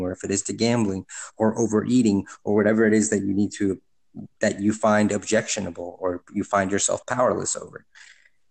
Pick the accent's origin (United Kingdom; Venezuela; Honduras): Honduras; moved away; I'm from Honduras